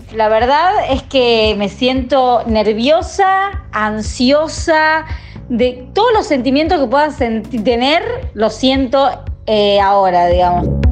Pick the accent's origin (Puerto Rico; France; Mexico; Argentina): Argentina; Tucumán; soy de Tucumán, no soy porteña